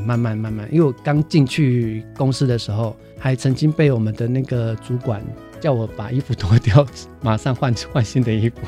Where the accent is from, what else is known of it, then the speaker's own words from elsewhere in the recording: Hualien County, Taiwan; moved away; also born or lived in Taipei; 我是， 我是花莲人